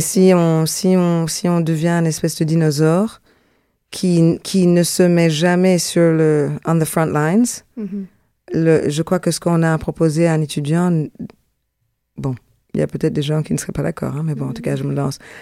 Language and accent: French; Brussels, Brussels-Capital Region, Belgium; moved away as an adult; also born or lived in Jamaica; now in Montreal, Canada; je suis une vraie Zinneke. Je suis une bruxelloise.